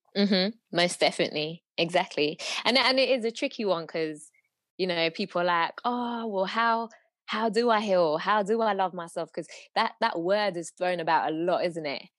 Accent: London, United Kingdom; I was born and bred in London

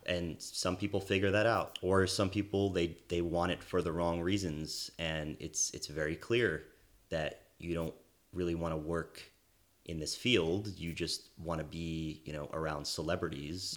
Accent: East Brunswick, New Jersey, United States; moved away as an adult; also born or lived in Washington, D.C.; now in Los Angeles, United States; originally from New Jersey, uh, where I grew up in East Brunswick.

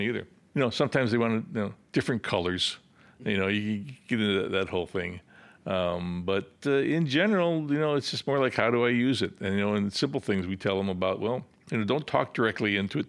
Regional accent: Rockford, Illinois, United States; also born or lived in Urbana, Illinois; I grew up in Rockford, Illinois

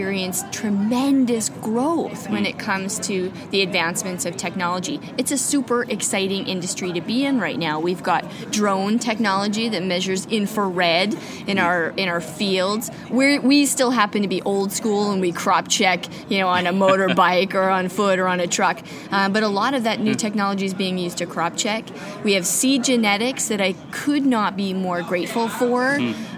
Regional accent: Mossbank, Saskatchewan, Canada; I'm a farmer from Mossbank, Saskatchewan.

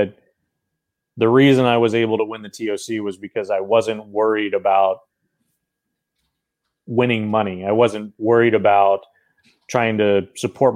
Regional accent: Milton, Florida, United States; moved away; also born or lived in Wichita, Kansas; I grew up in Milton, Florida, which is a small town just east of Pensacola.

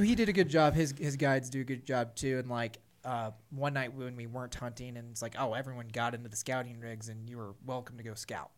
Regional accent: central Missouri, United States; my hometown farm in central Missouri

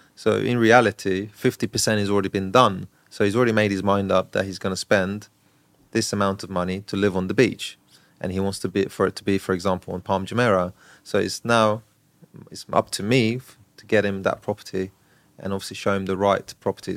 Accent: Brighton, South East England, United Kingdom; moved away as an adult; now in Dubai, United Arab Emirates; I grew up in Brighton, so I don't live in London

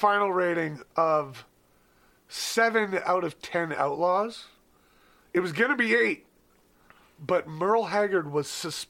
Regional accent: Lethbridge, Alberta, Canada; The country bar in my hometown.

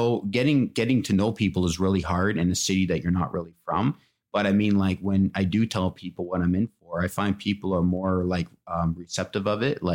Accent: near Toronto, Ontario, Canada; moved away as an adult; now in Ottawa, Canada; I'm from more closer to Toronto

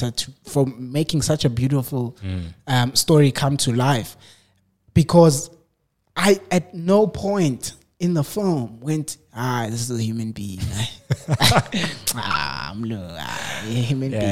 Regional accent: South Africa; I'm South African

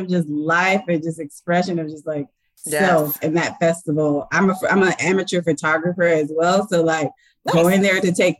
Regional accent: Claremont, California, United States; I'm from Claremont, California. And so like we lived at the bottom of Claremont

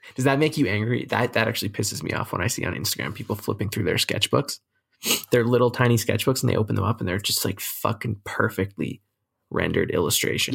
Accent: Canada

